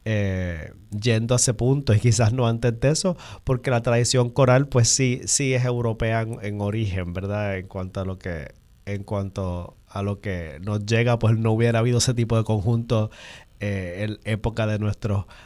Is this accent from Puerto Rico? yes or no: yes; Río Piedras, Puerto Rico; Yo soy de acá, de Río Piedra, ¿verdad? El área metropolitana.